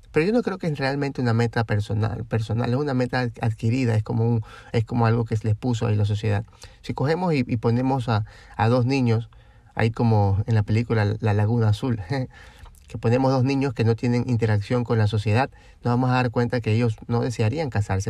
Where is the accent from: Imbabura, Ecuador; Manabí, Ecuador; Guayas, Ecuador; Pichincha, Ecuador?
Guayas, Ecuador; Guayaquil; de nosotros de Guayaquil